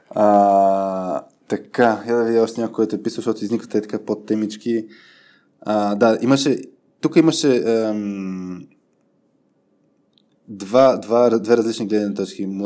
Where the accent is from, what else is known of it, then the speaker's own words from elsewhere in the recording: Bulgaria; И сега като, като типичен българин ще кажа, аз го знам този вид съм по друг начин.